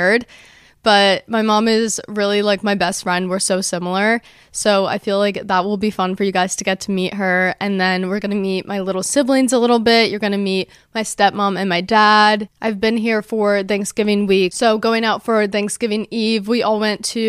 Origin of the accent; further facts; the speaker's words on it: Monmouth County, New Jersey, United States; So I grew up in New Jersey, specifically Monmouth County, New Jersey, which is like central Jersey